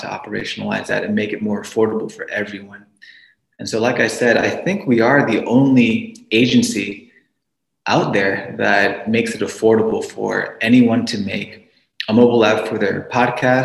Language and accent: English; New York City, New York, United States; moved away as an adult; now in Pittsburgh, United States; I'm originally from New York City.